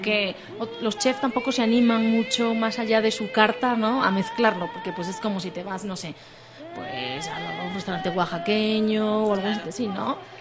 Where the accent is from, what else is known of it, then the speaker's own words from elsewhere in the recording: Spain; now in Mexico; yo que vengo de un país en el que hay mucho queso y mucho buen queso